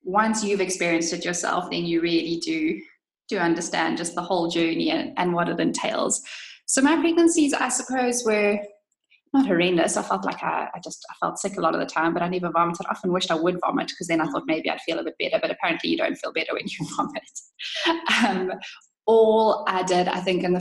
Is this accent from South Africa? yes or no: yes; South Africa; moved away as an adult; also born or lived in London, United Kingdom; I am obviously originally from South Africa and studied physio here before moving to London